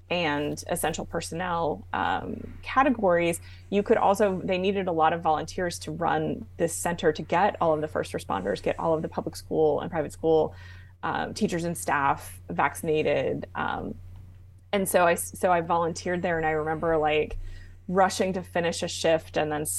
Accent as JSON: {"language": "English", "region": "Arizona", "country": "United States", "tie": "born or raised there", "also_born_or_lived": "New Jersey / Germany", "said": "I was born in New Jersey. And when my parents separated, my mother moved us to Arizona, where her parents had retired to from DC. So, and then from there, actually, we moved to Germany for a little while."}